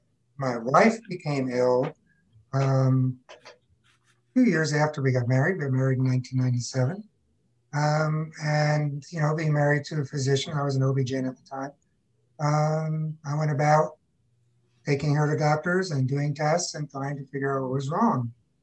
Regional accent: Long Island, New York, United States; now in Texas, United States; I was born and raised on Long Island in New York, which is basically ground zero for tick-borne illness.

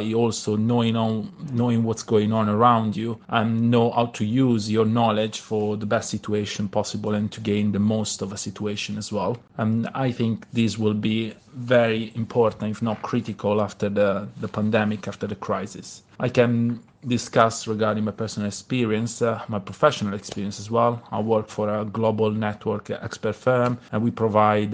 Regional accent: Italy; first language Italian; English is a second language; by being Italian and my knowledge of languages in general, but using my mother tongue

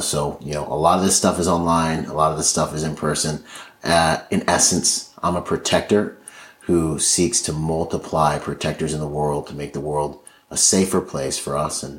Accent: Nassau, New Providence, Bahamas; born there; I was born in the Bahamas, in Nassau, Bahamas. My father was from there. My mother's from Washington State.

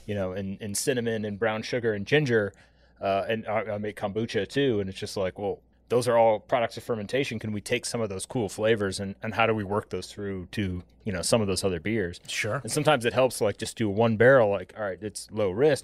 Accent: Midwest, United States; moved away as an adult; also born or lived in Wisconsin; now in Atlanta, United States; growing up in the Midwest, my grandparents were big mushroom hunters

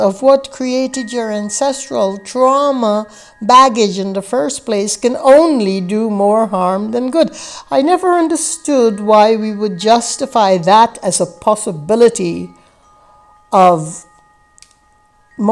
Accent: Guyana; I grew up in the British West Indies in a place called British Guiana in South America, in a village that had less than 500 inhabitants

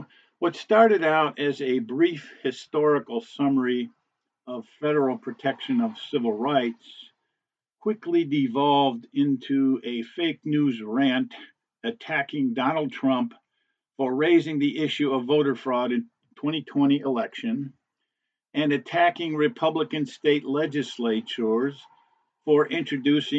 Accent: Cleveland, Ohio, United States; my hometown of Cleveland, Ohio.

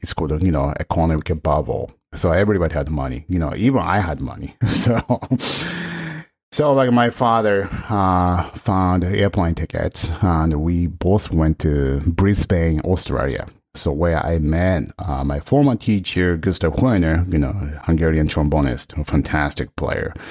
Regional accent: Tokyo, Japan; English is a second language; moved away; also born or lived in Shinjuku, Tokyo; I grew up, like, outside of Tokyo

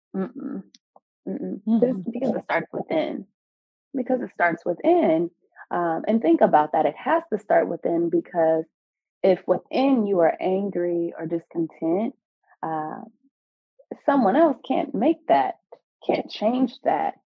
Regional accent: California, United States; moved away as an adult; now in Baltimore, United States; I'm from California um, and now in Baltimore, Maryland

